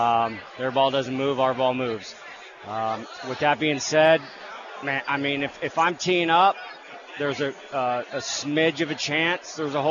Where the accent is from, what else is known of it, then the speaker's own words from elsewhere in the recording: Sonoma County, Napa Valley, Northern California, United States; Born and raised in NorCal, buddy, Sonoma County, Napa Valley